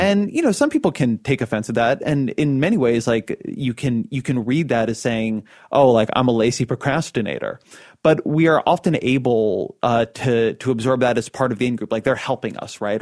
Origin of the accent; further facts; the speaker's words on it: California, United States; I'm a Californian